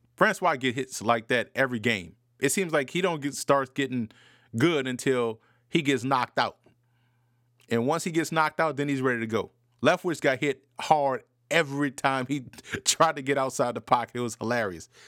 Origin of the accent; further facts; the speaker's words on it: New Orleans, Louisiana, United States; I grew up in New Orleans, diehard Saints fan growing up